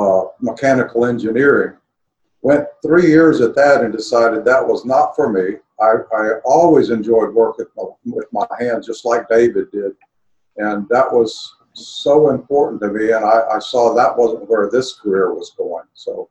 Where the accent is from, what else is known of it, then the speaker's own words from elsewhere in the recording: Brazil; My father was called to the mission field, so I grew up in Brazil.